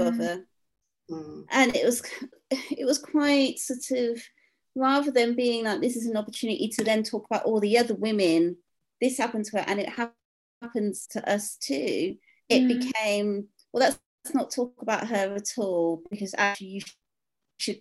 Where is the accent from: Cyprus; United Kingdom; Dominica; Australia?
United Kingdom; Midlands; suburban woman up in the Midlands, like in my hometown